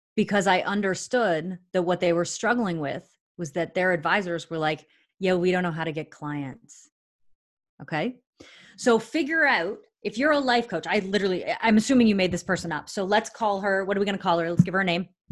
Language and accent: English; Canada; I'm a Canadian citizen